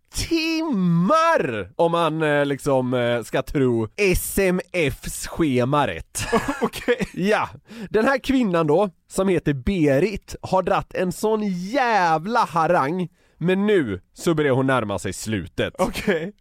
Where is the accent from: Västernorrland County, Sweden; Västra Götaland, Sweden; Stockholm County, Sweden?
Västra Götaland, Sweden; Gothenburg; accent: Gothenburg dialect (göteborgska); jag pratar väldigt mycket göteborgska